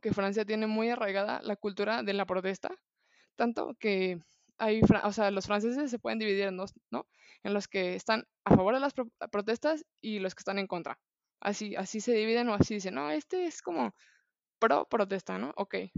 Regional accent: Guadalajara, Jalisco, Mexico; como buena tapatía

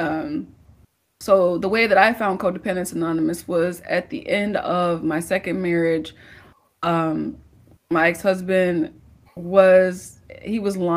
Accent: St. Louis, Missouri, United States; now in Houston, United States; I'm from St. Louis? I'm from St. Louis.

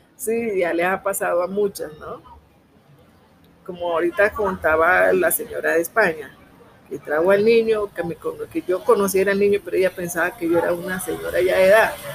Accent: Timbiquí, Cauca, Colombia; soy del municipio de Timbiqui, Cauca, Costa Pacífica Sur.

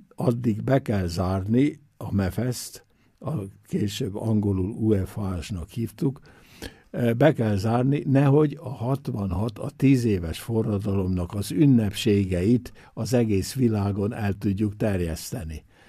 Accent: Győr, Győr-Moson-Sopron, Hungary; now in Innsbruck, Austria; én is ott születtem

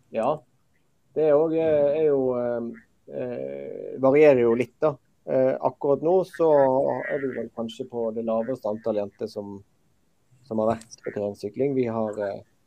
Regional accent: Western Norway, Norway; jeg er jo uh, født og oppvokst på Vestlandet.

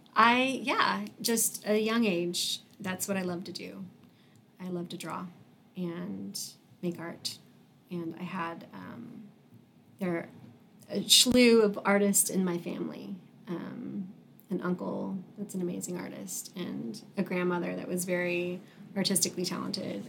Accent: Wichita, Kansas, United States; I was born and raised in Wichita

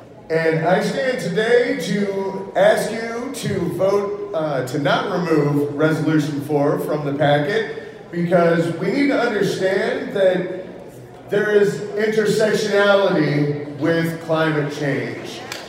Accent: Missouri, United States; I'm from Missouri.

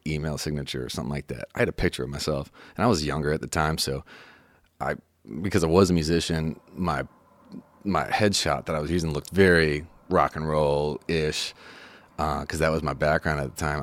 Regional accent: Chicago, Illinois, United States; moved away as an adult; also born or lived in Los Angeles / Nashville; I'm from Chicago originally

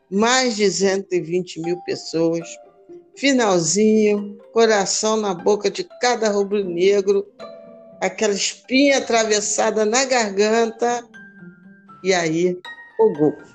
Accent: Brazil; Estamos na batalha como bons brasileiros e rubro-negros que somos.

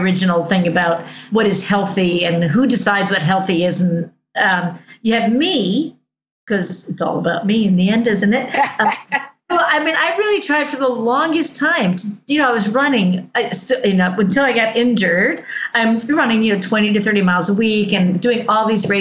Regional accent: United States; I grew up in Amish country

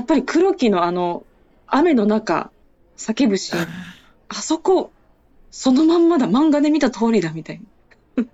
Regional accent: Okinawa, Japan; 私沖縄県民でして、

